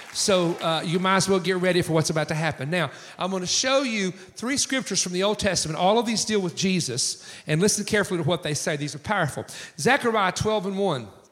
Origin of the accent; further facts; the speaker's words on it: east coast of the United States, United States; In my hometown, there's 380 churches in our county of 100,000 people. We are the most churched county, according to the Wall Street Journal, on the east coast of the United States